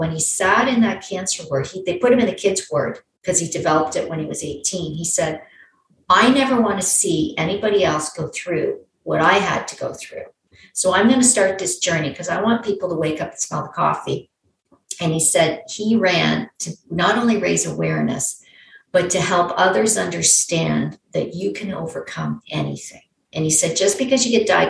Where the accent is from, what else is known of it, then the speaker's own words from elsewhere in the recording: Canada; I'm a Canadian girl